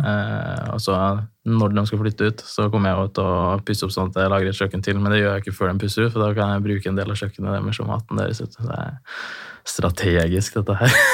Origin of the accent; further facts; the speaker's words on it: Trondheim, Trøndelag, Norway; now in Fredrikstad, Norway; jeg er født i Trondheim, jeg bor i Fredrikstad